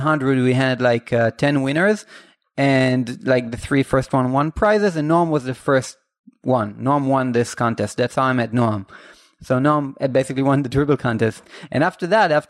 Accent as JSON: {"language": "English", "country": "Israel", "first_language": "Hebrew", "second_language": "English", "said": "we are from Israel"}